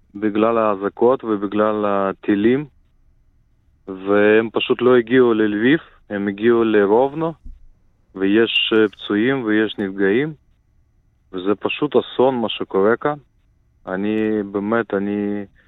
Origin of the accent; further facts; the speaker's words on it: Ukraine; moved away; also born or lived in Israel; אני מקורי מאוקראינה, נולדתי באוקראינה